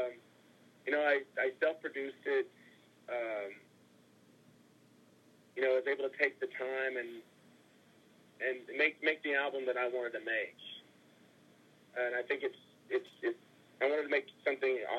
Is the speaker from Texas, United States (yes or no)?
yes; Texas, United States; I grew up in Texas